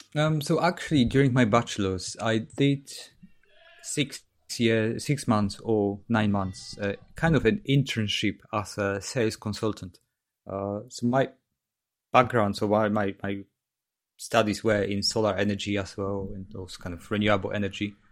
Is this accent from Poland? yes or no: yes; Katowice, Silesian Voivodeship, Poland; English is a second language; moved away as an adult; now in United Kingdom; so that's south of Poland near Krakow in Katowice. Mm-hmm. So that's where I'm basically from.